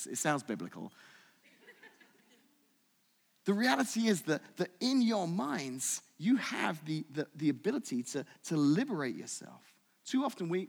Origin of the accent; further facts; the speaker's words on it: United Kingdom; moved away; I'm British